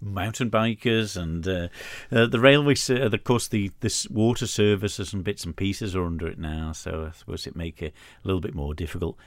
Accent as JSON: {"language": "English", "country": "Isle of Man", "said": "as a Manx person"}